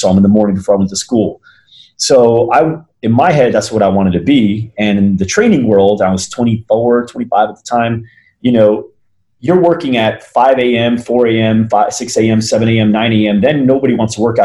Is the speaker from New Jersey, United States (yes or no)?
yes; New Jersey, United States; moved away as an adult; also born or lived in Arizona; I was born and raised in New Jersey, moved out to Arizona on my 18th birthday for college